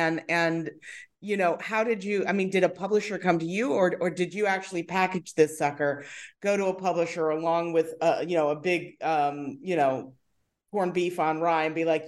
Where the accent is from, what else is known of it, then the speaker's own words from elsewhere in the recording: New York, United States; I am. I'm from Long Island originally, so there definitely were delis out there. And you know, I definitely partook in deli culture from an early age.